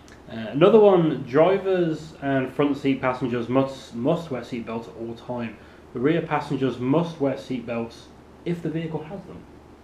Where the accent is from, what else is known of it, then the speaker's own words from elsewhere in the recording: just outside Birmingham, West Midlands, United Kingdom; I was brought up just outside Birmingham.